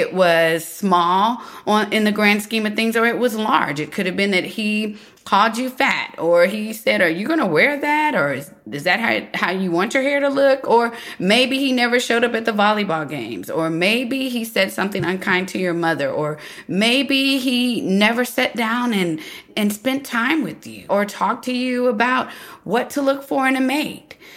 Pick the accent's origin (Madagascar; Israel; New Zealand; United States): United States; here I am, American